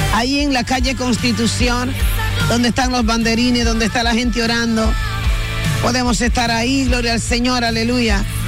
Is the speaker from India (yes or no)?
no; Dominican Republic; nosotros como dominicanos